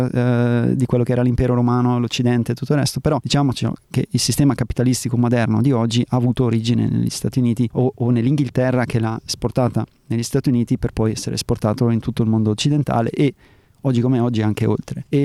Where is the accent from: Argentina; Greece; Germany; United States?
Germany; also born or lived in South America / North America / Australia; ho vissuto in America, ho vissuto in Sud America, in Nord America, ho vissuto in Australia o sono cresciuto in Germania.